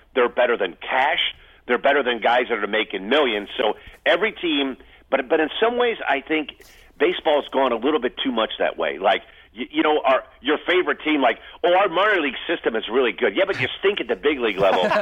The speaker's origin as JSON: {"language": "English", "region": "Northwest Indiana", "country": "United States", "tie": "born or raised there", "also_born_or_lived": "Crown Point, Indiana / Clifton, New Jersey", "moved": "yes", "said": "When you grew up in Northwest Indiana, you're used to snow"}